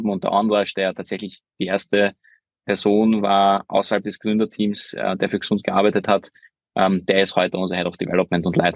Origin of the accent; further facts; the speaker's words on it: Vienna, Austria; also born or lived in Hungary; Also ich bin ja gebürtiger Ungar bin aber mit zehn nach Wien gezogen, wo ich unter anderem auch den Lukas, einen meiner zwei Co-Founder, kennengelernt habe in der Schule.